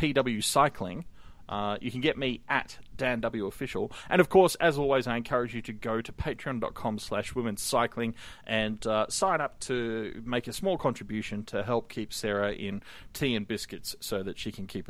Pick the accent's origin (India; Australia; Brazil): Australia; I'm from Australia, it's literally never been cold enough here to need